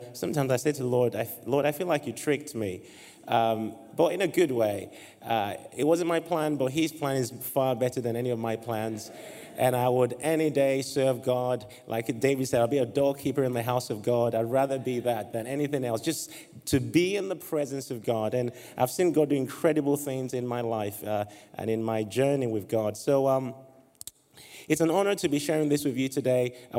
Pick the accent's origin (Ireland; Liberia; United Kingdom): Liberia; And I was born in Liberia. I'm assuming they're not like... There's a Liberian in the house. Yay! Oftentimes when I say that, I don't see any Liberians anywhere. So it's great to meet you, fellow Liberian.